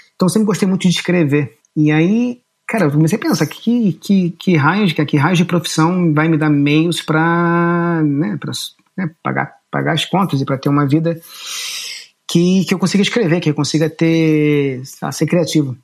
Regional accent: Rio de Janeiro, Brazil; also born or lived in Boston / New York / São Paulo / Lisbon; now in Japan; eu nasci no Rio de Janeiro, eu nasci no Leblon, mas eu acho que com um mês e meio, dois meses, eu fui para Barra da Tijuca

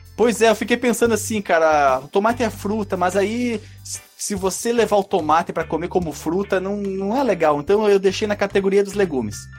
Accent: Barbacena, Minas Gerais, Brazil; Eu joguei Bomberman quando era pequeno lá em Barbacena

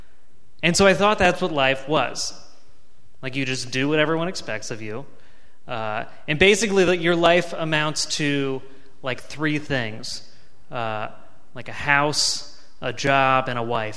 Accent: Virginia Beach, Virginia, United States; I grew up in Virginia Beach.

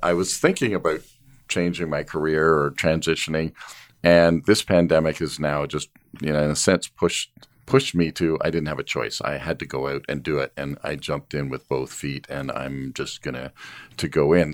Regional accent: Canada; as a Canadian family

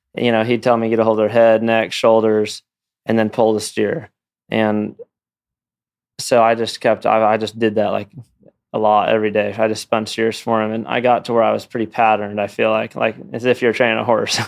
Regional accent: Los Olivos, California, United States; moved away; I grew up in California

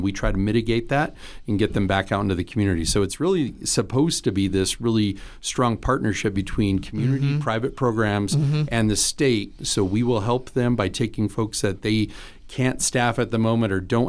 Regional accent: Fremont County, Wyoming, United States; moved away as an adult; also born or lived in eastern US; Fremont County native. Happy to be back in my old stomping grounds after 15 years out east.

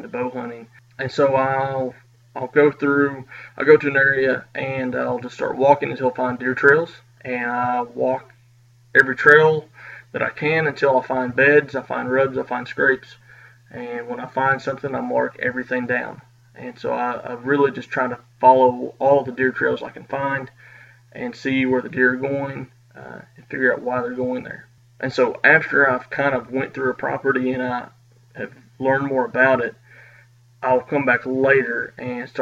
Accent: Kentucky, United States; I'm from Kentucky

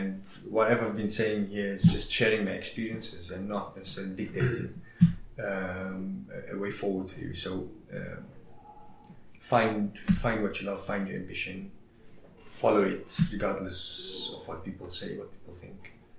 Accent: South Africa; Not bigger than South Africa. I'm bigger than just being South African. Universal.

